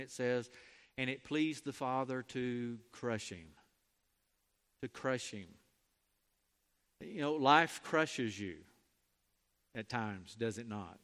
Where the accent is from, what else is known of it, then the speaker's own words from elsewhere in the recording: Mobile, Alabama, United States; moved away; also born or lived in Chisholm, Texas; I grew up in Mobile